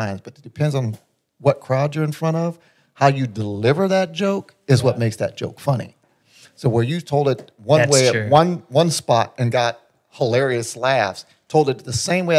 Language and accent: English; Illinois, United States; now in Monahans, United States; I'm from Illinois, but no, I live here in Texas, down in Monahans